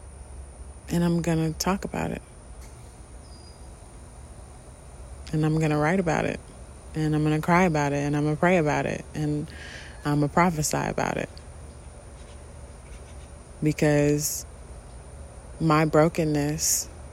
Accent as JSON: {"language": "English", "country": "United States", "said": "being an American and a Black American"}